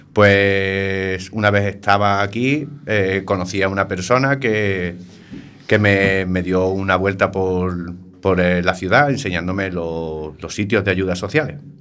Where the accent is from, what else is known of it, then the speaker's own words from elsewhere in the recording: Algeciras, Andalusia, Spain; moved away as an adult; now in A Coruña, Spain; mi pueblo, ¿no? Algeciras, Cádiz